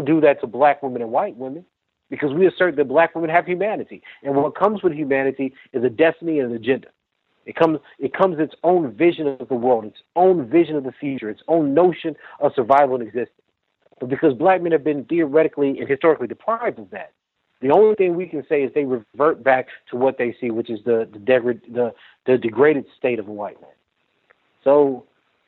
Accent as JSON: {"language": "English", "town": "Lake Charles", "region": "Louisiana", "country": "United States", "said": "I'm from Lake Charles, Louisiana"}